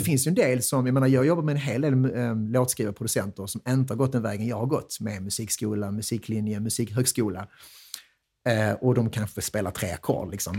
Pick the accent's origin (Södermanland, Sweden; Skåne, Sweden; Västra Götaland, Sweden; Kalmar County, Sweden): Skåne, Sweden; Vellinge; jag är från Vellinge, absolut. Jag eh, växte upp här